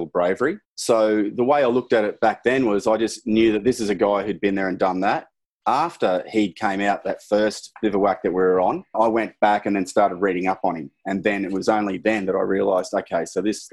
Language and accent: English; Mackay, Queensland, Australia; also born or lived in Maroochydore, Sunshine Coast / Cairns; Born in 1970 in Mackay, North Queensland. Pretty much was up there until I was 14 years old.